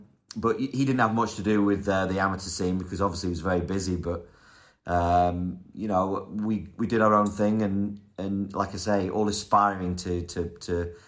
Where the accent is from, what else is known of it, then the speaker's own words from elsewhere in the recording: North West England, United Kingdom; also born or lived in Wales / London; You know, and then we moved away. We moved from Wales to London area. And then I didn't play golf there either. We moved up north to the northwest of England.